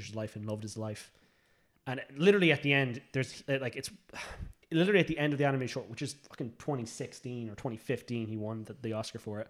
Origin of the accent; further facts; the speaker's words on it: Ireland; we're Irish